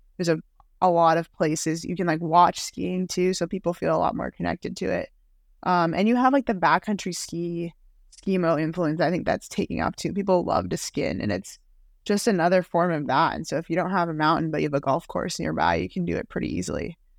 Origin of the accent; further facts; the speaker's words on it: Waltham, Massachusetts, United States; I grew up in Waltham, Massachusetts